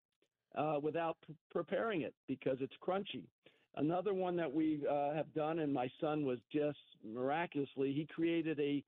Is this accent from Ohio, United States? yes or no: yes; Cincinnati, Ohio, United States; now in Southern California, United States; the kids that I grew up with in Cincinnati